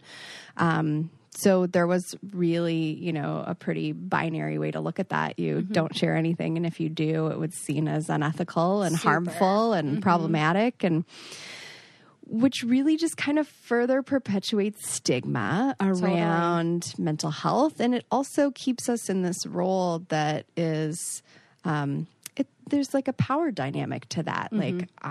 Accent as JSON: {"language": "English", "town": "Toronto", "region": "Ontario", "country": "Canada", "tie": "born or raised there", "moved": "as an adult", "lives_now": "Minneapolis, United States", "said": "I grew up in Toronto."}